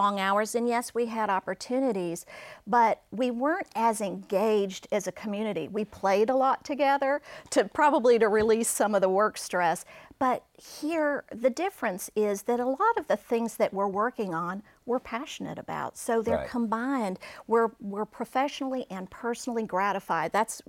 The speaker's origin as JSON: {"language": "English", "region": "South Dakota", "country": "United States", "tie": "born there", "said": "I was born in South Dakota at an Air Force base there called Ellsworth."}